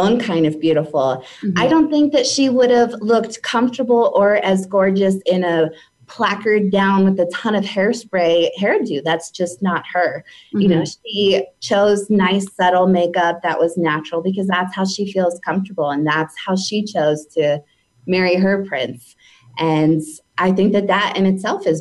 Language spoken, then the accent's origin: English; United States; especially as American little girls